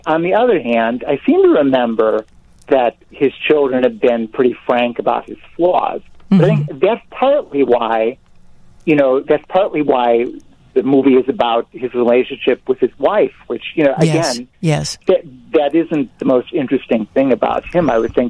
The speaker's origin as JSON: {"language": "English", "town": "Chicago", "region": "Illinois", "country": "United States", "said": "I'm from Chicago"}